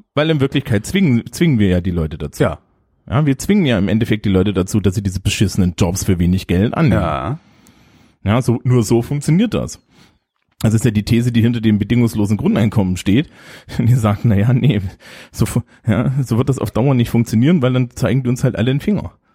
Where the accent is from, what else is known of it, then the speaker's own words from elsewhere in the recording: East Germany, Germany; moved away; also born or lived in Leipzig; ich bin ja nur im Osten aufgewachsen